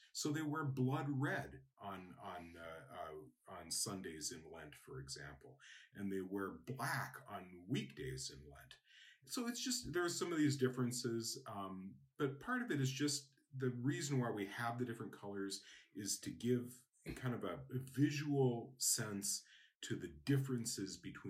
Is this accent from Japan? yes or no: yes; Japan; I know, for example, I grew up in Japan, and red is a girl's color.